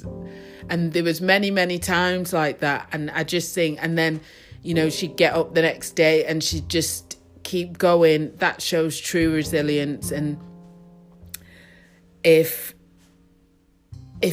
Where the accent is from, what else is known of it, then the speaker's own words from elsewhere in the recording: Manchester, North West England, United Kingdom; I was brought up in Ardwick